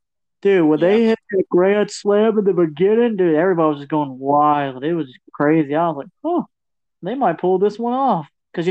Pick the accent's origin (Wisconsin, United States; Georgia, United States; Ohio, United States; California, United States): Georgia, United States